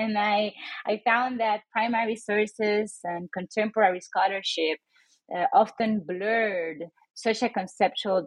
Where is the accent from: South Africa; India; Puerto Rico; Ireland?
Puerto Rico; San Juan; moved away as an adult; now in Reno, United States; I was born and raised in San Juan, Puerto Rico, a little island in the Caribbean.